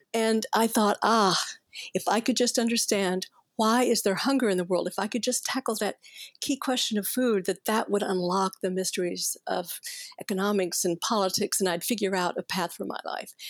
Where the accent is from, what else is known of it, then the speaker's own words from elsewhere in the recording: Fort Worth, Texas, United States; I grew up in Cowtown, and I could almost smell the stockyards from where I lived, right? It was Fort Worth, Texas